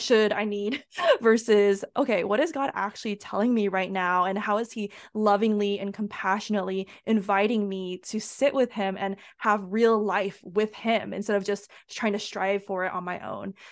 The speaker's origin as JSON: {"language": "English", "country": "United States", "said": "I'm Asian American, so my parents, they actually immigrated from Asia"}